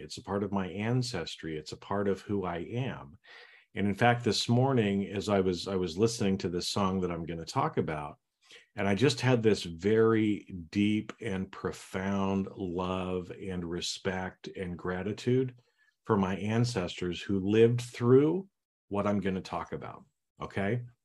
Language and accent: English; Idaho, United States; I grew up in Idaho